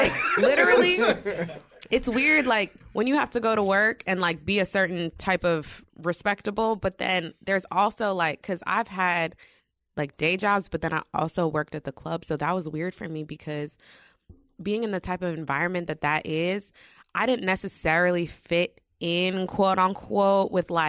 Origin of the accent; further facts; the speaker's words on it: New York, United States; And you know, then on top of that, we're from New York.